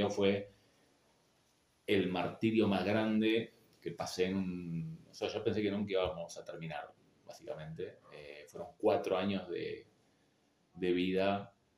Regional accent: Haedo, Buenos Aires Province, Argentina; also born or lived in La Matanza; no soy aedense 100%, pero me crié en Aedo

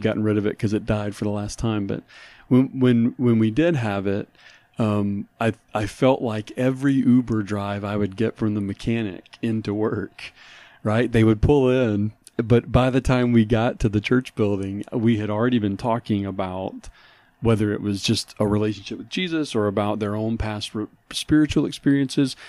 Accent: New Orleans, Louisiana, United States; he and I both had been discipled growing up in New Orleans

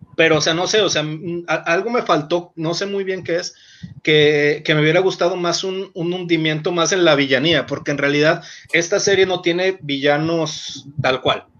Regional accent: Mexico; yo soy de México, o sea, yo vivo allá, no vivo aquí

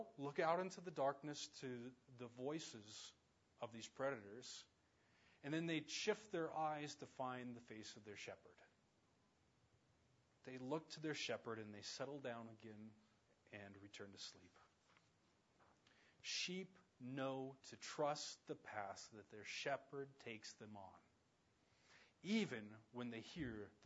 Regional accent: around the Navajo reservation, Southwest, United States; growing up around the Navajo reservation

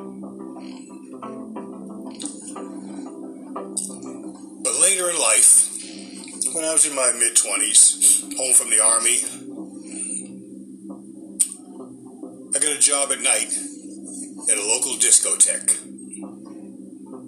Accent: Boston, Massachusetts, United States; we were raised up in the Boston area, so we had snow in the wintertime

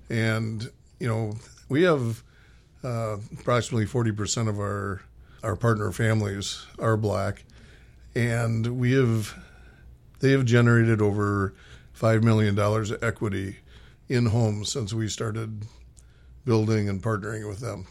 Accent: Minneapolis, Minnesota, United States; moved away as an adult; also born or lived in West Coast; I grew up in Minnesota, played high school hockey

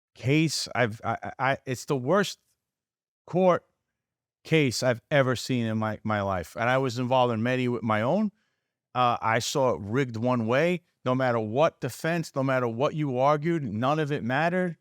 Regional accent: New York City, New York, United States; I was basically born in, born there, I was born around the block, so I grew up around the Alamo family who owns it

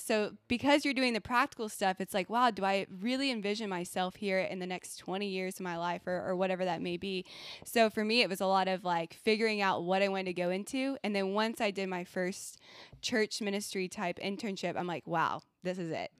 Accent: Texas, United States; moved away as an adult; now in Virginia, United States; so I'm from Texas

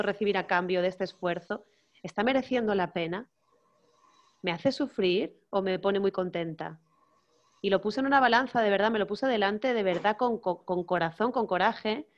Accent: Canary Islands, Spain; no soy mallorquina, yo soy canaria

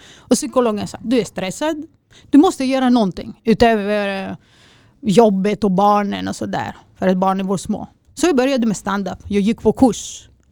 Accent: Greece; now in Sweden; jag är okej för en grek

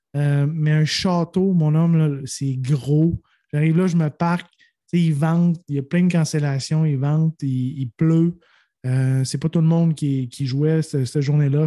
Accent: Quebec, Canada; je suis touriste, je viens du Québec

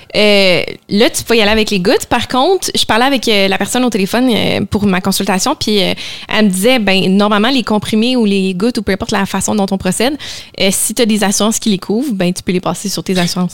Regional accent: Laval, Quebec, Canada; also born or lived in Montreal; on a grandi à Laval

